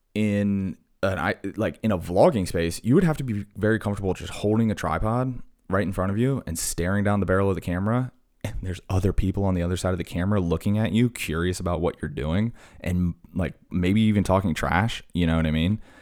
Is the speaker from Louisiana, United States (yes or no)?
no; Blacksburg, Virginia, United States; my hometown in Blacksburg